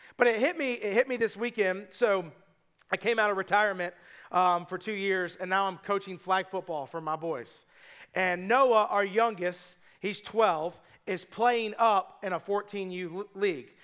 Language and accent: English; United States; I'm just an American